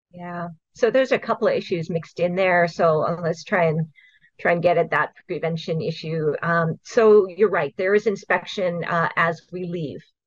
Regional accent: Hawaii, United States; I grew up here. I was born and raised in Hawaii.

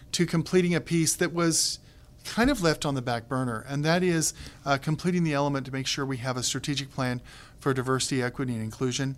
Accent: Kansas, United States; moved away; also born or lived in Texas; in my family, I'm a Kansan, married to a North Carolinian with a son who is a Texan

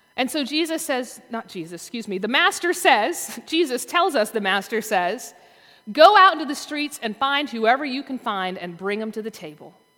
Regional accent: the South, Southern United States, United States; as a Southerner

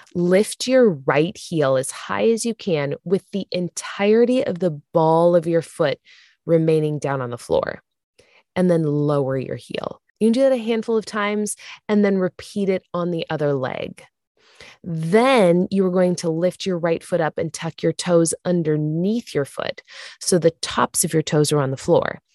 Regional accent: Santa Barbara, California, United States; I grew up in Santa Barbara

